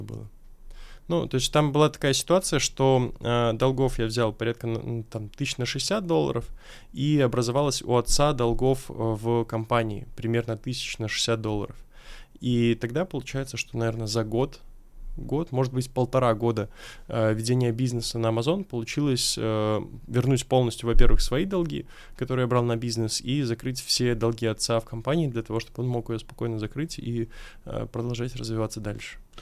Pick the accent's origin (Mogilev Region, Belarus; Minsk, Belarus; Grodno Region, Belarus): Minsk, Belarus; moved away as an adult; now in Moscow, Russia; я сам родом из Беларуси